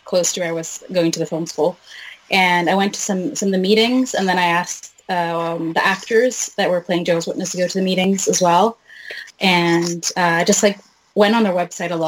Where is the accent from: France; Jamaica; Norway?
Norway; also born or lived in Wales; I'm born and raised in Norway, but like my parents came from Iran to Norway in like at the end of the 80s.